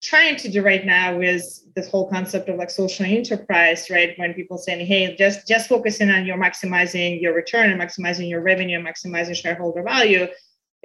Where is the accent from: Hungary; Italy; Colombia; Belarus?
Belarus; now in United States; growing up in Belarus